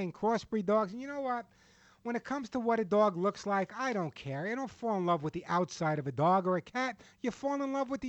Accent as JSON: {"language": "English", "area": "Long Island", "region": "New York", "country": "United States", "tie": "born or raised there", "said": "when I was a kid growing up on Long Island"}